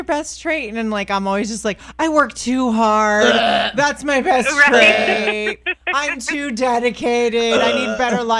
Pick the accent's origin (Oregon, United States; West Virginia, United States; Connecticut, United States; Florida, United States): Florida, United States; Orlando; moved away as an adult; now in Tampa, United States; I was born in Orlando, so I have love for Orlando